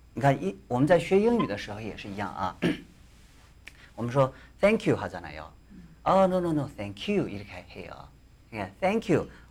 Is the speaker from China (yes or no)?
yes; China; Korean is a second language; now in South Korea